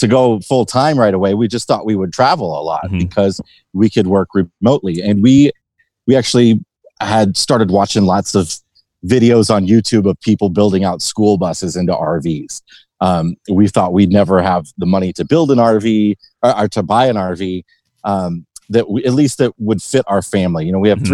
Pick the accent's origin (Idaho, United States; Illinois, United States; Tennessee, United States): Illinois, United States; Western; moved away as an adult; also born or lived in Chicago, Illinois; now in Arizona, United States; I lived in Chicago for 16 years, but I also grew up in Western Illinois